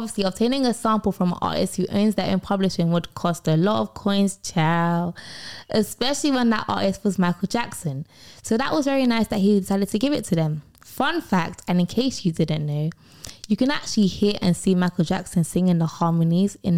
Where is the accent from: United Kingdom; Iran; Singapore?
United Kingdom; I'm British